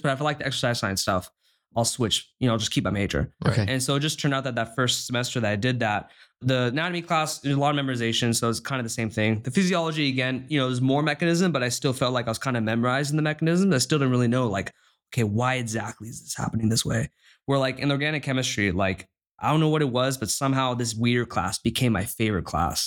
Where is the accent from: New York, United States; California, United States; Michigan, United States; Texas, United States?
California, United States; San Clemente; moved away as an adult; now in Stanford, United States; from Southern California, I was born in San Clemente